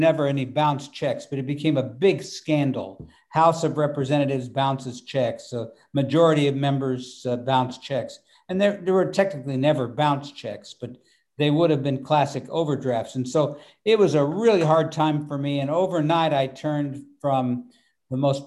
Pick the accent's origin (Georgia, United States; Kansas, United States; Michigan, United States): Kansas, United States; Wichita; the Boeing company had 30,000 employees in Wichita